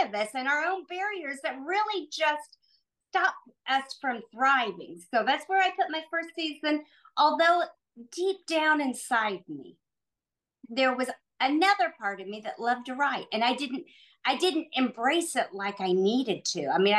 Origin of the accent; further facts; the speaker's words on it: Noblesville, Indiana, United States; I'm from Indianapolis, originally from a small town of Noblesville, which is north of Indianapolis